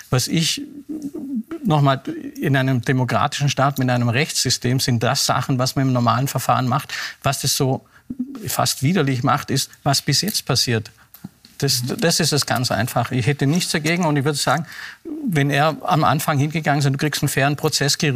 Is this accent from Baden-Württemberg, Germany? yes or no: yes; Baden-Württemberg, Germany; Aber äh, als Schwabe würde ich sagen, es hat das schon ein Geschmäckle.